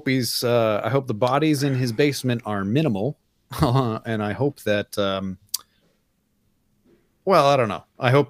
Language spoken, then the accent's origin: English; United States; since I'm an American